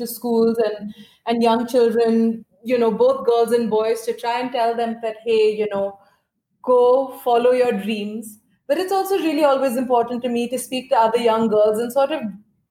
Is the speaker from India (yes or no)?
yes; India; growing up in India